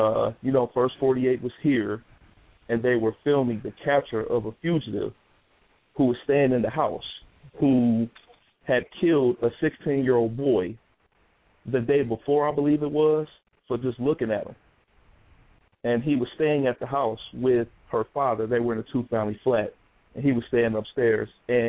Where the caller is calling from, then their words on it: Detroit, Michigan, United States; I'm calling from Detroit.